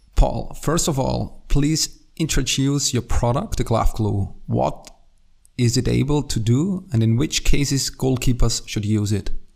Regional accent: Austria; English is a second language; I'm from Austria, as you maybe can hear.

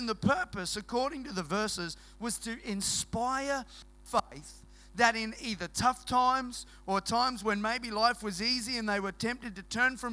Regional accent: Queensland, Australia; moved away; we're from Queensland originally

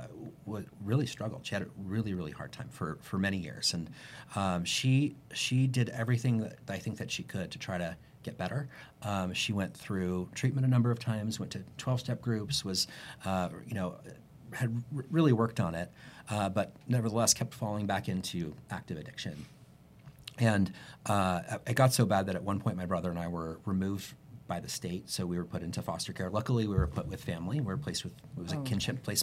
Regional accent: Houston, Texas, United States; I grew up in Houston, Texas

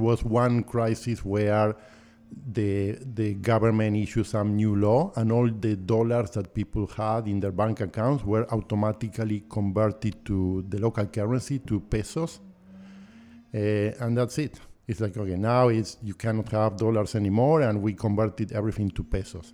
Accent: Buenos Aires, Argentina; moved away as an adult; now in Canada; I was born and raised in Buenos Aires

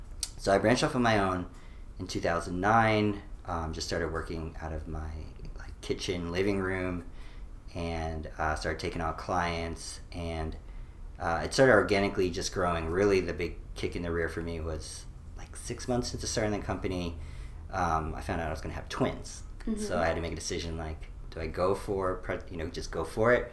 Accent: New York, United States; also born or lived in Boulder, Colorado / San Francisco; now in Austin, United States; she is from New York, and that's where I originally was from

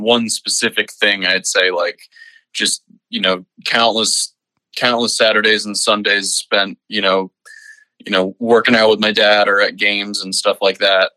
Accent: Stony Brook, New York, United States; moved away as an adult; I was born at a, a place called in a place called stony brook uh, which is uh, there's a big university right there. Um, and yeah, I lived there my whole life uh, up until college.

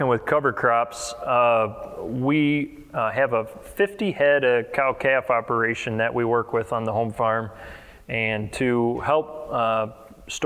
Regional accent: near DeKalb, North Central Illinois, United States; I'm 27, I'm from North Central Illinois up by DeKalb, if anybody's familiar with that, about 70 miles west of Chicago.

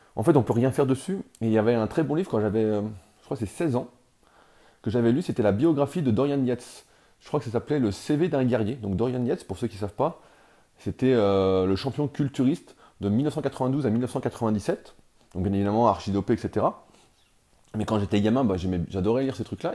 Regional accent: France; en tant que Français

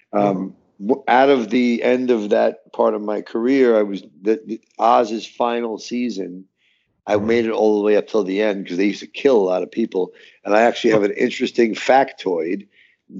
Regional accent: New York City, New York, United States; I'm from Brooklyn, New York

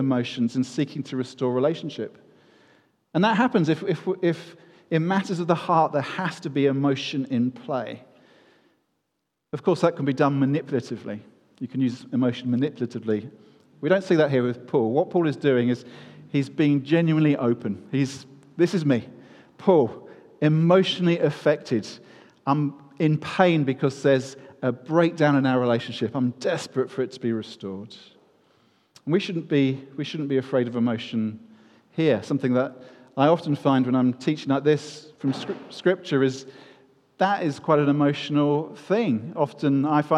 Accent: United Kingdom; we are British

